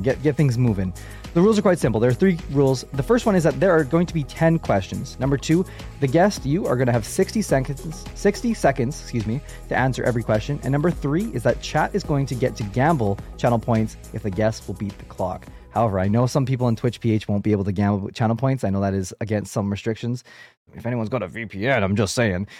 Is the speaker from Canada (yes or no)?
yes; Canada; I am a Canadian podcaster